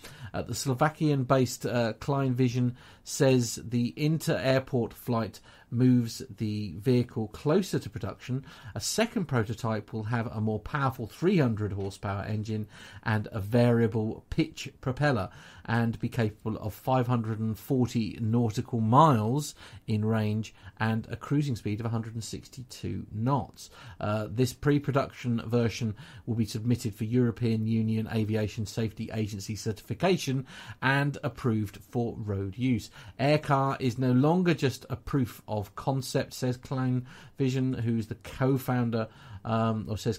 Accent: England, United Kingdom; an English person here in the UK

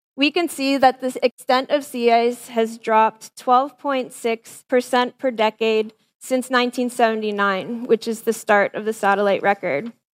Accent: Windsor, Ontario, Canada; I'm a kid from Southern Ontario

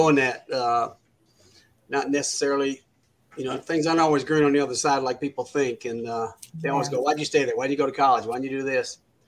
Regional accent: Wilmore, Kentucky, United States; now in Virginia, United States; I'm from Kentucky originally, Wilmore, Kentucky, which is in the central part, about 10 miles from Lexington.

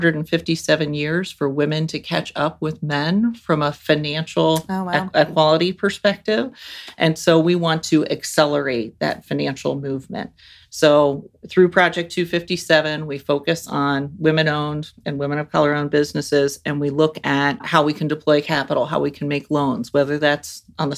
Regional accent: Central Ohio, United States; I grew up here in Central Ohio

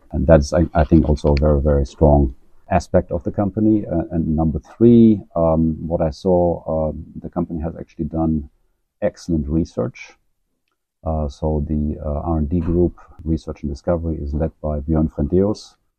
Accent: Germany; moved away as an adult; also born or lived in Dublin, Ireland / San Francisco Bay Area / Scandinavia; now in Oslo, Norway; I'm originally from Germany. But I left Germany now, I think a little bit 20 years ago

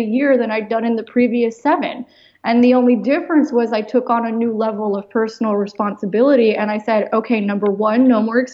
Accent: United States; I was born in the United States

